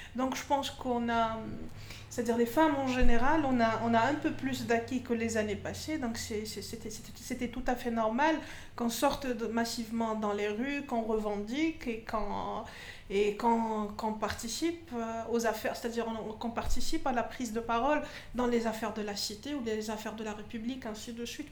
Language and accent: French; Constantine, Constantine Province, Algeria; now in Algiers, Algeria; je suis pas originaire d'Alger, je suis de Constantine, c'est une ville de l'est du pays.